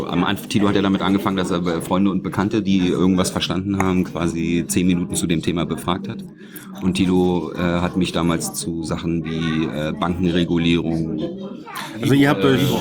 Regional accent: Berlin, Germany; ich bin Berliner, Ostberliner.

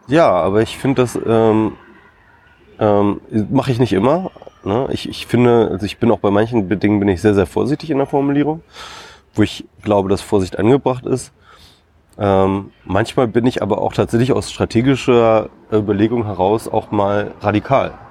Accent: Isernhagen, Lower Saxony, Germany; ich komme aus Hannover ursprünglich, bin ich äh, dort in Hannover in der Nähe aufgewachsen, äh, Isernhagen, um genau zu sein.

